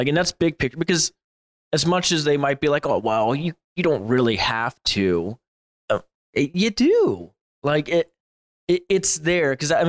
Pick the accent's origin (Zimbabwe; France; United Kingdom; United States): United States; I'm about as American as they come